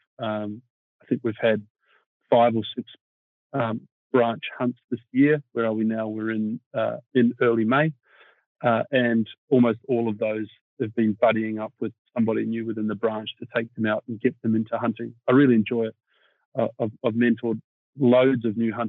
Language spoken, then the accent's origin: English; New Zealand; I was born in New Zealand